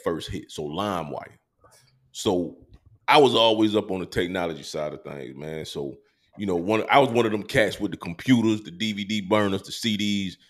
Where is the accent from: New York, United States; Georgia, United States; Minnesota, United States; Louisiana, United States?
Georgia, United States; Columbus; moved away as an adult; also born or lived in San Diego; now in Maryland, United States; I'm from Columbus, Georgia